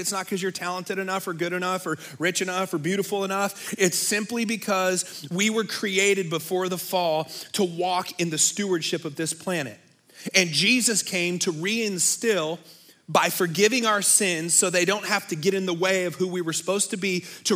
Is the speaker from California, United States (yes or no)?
yes; Bay Area, California, United States; moved away; I grew up in the Bay Area